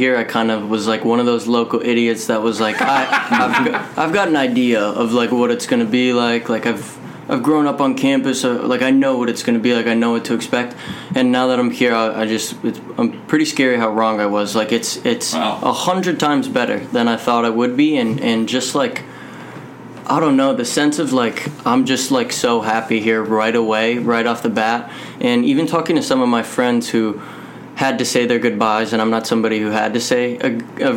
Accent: South Bend, Indiana, United States; I'm actually from South Bend. I live about a mile off campus.

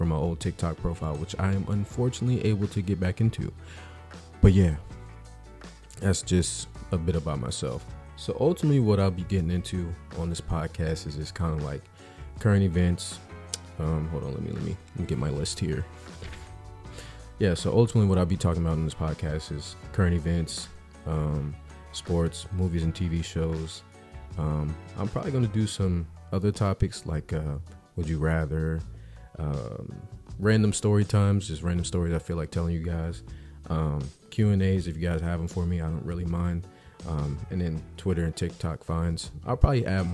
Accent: Richmond, Virginia, United States; moved away as an adult; also born or lived in Clovis, New Mexico / Albuquerque, New Mexico; now in North Carolina, United States; Born and raised in Richmond, Virginia

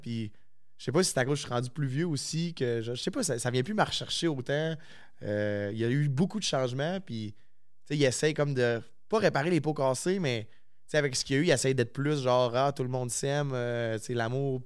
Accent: La Tuque, Quebec, Canada; moved away as an adult; now in Quebec City, Canada; Je suis originaire de la Tuque, fait j'ai pas de famille à Québec

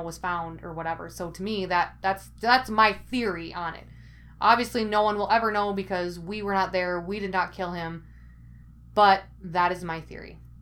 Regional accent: Ellsworth, Wisconsin, United States; my hometown of Ellsworth, Wisconsin

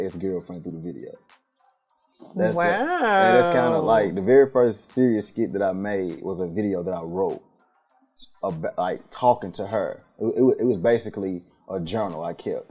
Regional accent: Memphis, Tennessee, United States; now in Atlanta, United States; I am from Memphis, Tennessee. North Memphis to the outside of North Memphis to both of Memphis

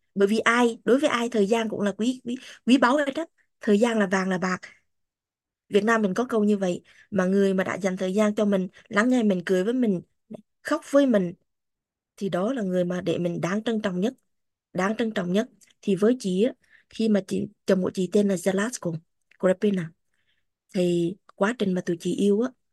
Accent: Vietnam; first language Vietnamese; moved away as an adult; now in United States; mình sinh ra và lớn lên ở Việt Nam ngôn ngữ chính của mình là Việt Nam Vietnamese

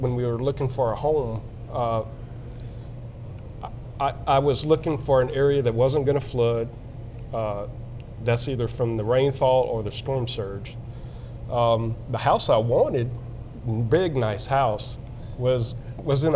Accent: Louisiana, United States; I grew up in Louisiana

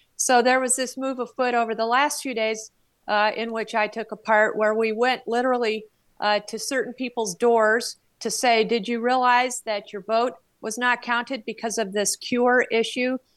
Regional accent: Flagstaff, Arizona, United States; my hometown radio station in Flagstaff

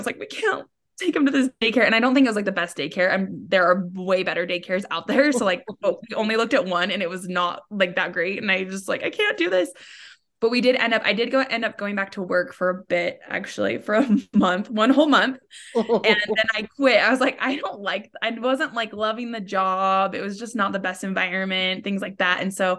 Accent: Salt Lake City, Utah, United States; I grew up in Salt Lake. I'm live in Salt Lake right now.

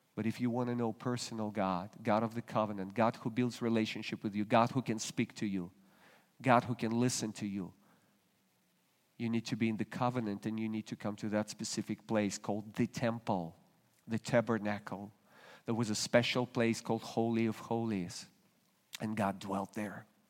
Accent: Russia; moved away as an adult; now in United States; I was still a Russian citizen. Today I'm an American citizen

